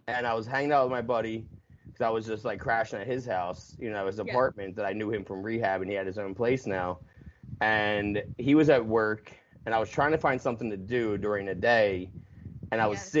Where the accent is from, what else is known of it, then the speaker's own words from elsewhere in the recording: near Philadelphia, New Jersey, United States; also born or lived in Los Angeles, California; I grew up minutes from Philadelphia on the East Coast in New Jersey